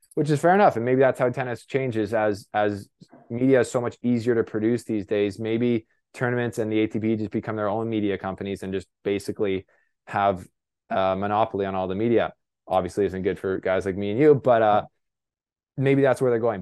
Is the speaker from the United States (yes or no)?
no; Canada; I'm a Canadian reporter